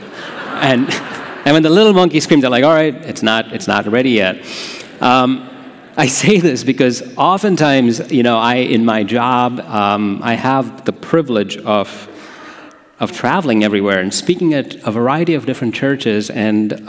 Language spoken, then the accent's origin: English; India; now in Holland, United States; I grew up in a place called India